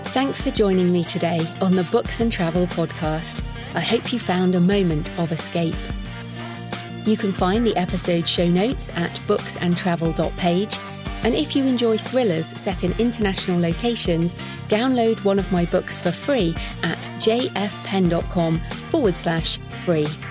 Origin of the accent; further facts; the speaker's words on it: United Kingdom; I'm British